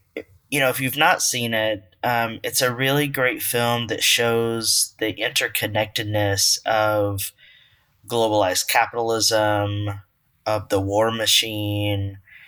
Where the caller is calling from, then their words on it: Charleston, South Carolina, United States; I'm coming from Charleston, South Carolina today.